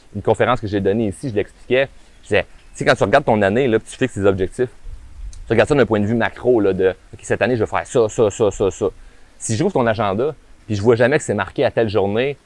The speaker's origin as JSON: {"language": "French", "region": "Quebec", "country": "Canada", "accent": "québécois de région", "said": "mon accent québécois de région"}